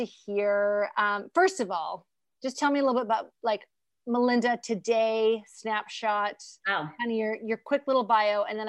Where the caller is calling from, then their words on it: British Columbia, Canada; I'm actually coming from the West Coast. So think like 3 hours north of Seattle.